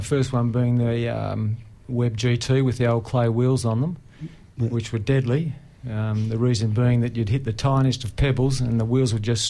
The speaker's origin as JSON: {"language": "English", "town": "Melbourne", "region": "Victoria", "country": "Australia", "tie": "born or raised there", "said": "I grew up in Parkdale, Bayside suburb."}